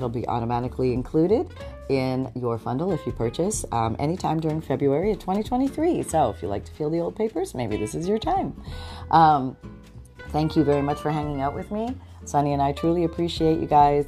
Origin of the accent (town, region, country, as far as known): Canada; moved away as an adult; now in United States